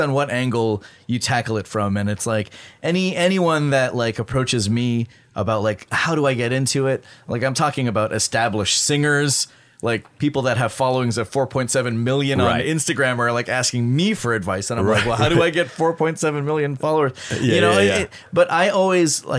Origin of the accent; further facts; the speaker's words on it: Toronto, Ontario, Canada; moved away as an adult; I'm originally from Toronto, Canada